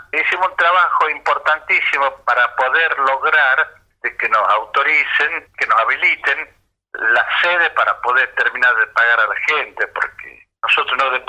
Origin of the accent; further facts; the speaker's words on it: Buenos Aires, Argentina; also born or lived in Jujuy; Samba que pintor nacido en Jujuy, criando, eh, creado en haciendo daño en Buenos Aires.